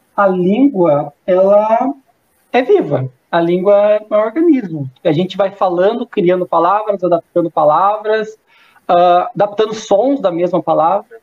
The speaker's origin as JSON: {"language": "Portuguese", "region": "South Region", "country": "Brazil", "said": "sou do Sul."}